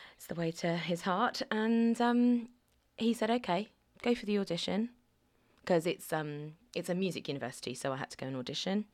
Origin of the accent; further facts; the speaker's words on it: Alderney, Guernsey; also born or lived in Cardiff; I wasn't born on Alderney, but I was born in Guernsey